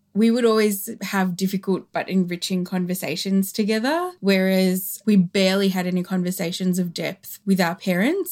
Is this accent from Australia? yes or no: yes; Australia; the Australian culture that us and our siblings grew up